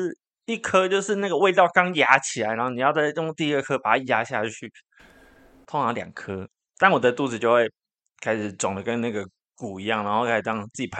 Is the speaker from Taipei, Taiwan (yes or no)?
no; Taichung, Taiwan; 台中人啊？你要说大米鸡吗？